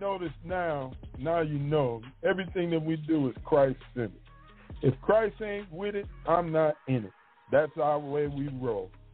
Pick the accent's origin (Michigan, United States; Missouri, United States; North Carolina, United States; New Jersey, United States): Michigan, United States; moved away as an adult; also born or lived in Mississippi Gulf Coast; now in Mississippi, United States; I'm from Michigan, and I grew up there my whole life.